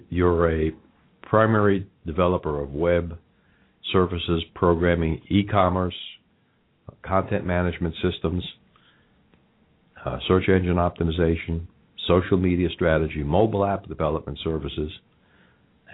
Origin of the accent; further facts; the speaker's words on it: New York, United States; now in Cincinnati, United States; If you can't tell from my accent, I grew up in New York